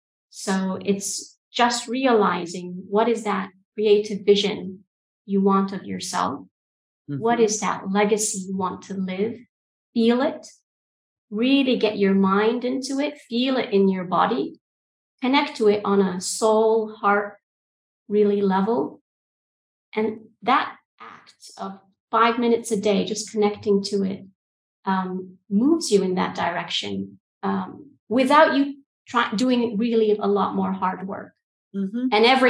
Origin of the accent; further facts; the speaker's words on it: Egypt; also born or lived in United Kingdom / Saudi Arabia; now in Albania; So calling from Albania, but culturally I'm from Egypt and the UK, and I studied in an American system. So I've got a whole cultural mix that I tend to tap into, born in Saudi Arabia.